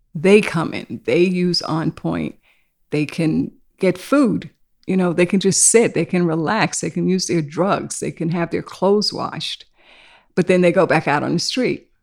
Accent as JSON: {"language": "English", "town": "New York City", "region": "New York", "country": "United States", "tie": "born or raised there", "also_born_or_lived": "South Carolina", "said": "I was born in South Carolina, so my family was one of those that migrated to New York. So, I've been here since I was five. And I've lived in Harlem, in East Harlem, and then we moved to Queens."}